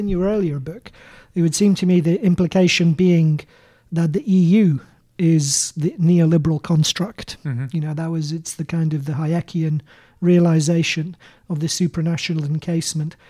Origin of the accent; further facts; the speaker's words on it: Canterbury, South East England, United Kingdom; my hometown of Canterbury